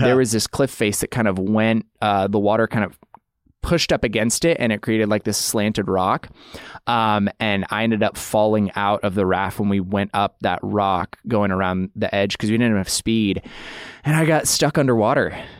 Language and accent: English; Idaho, United States; I grew up in Idaho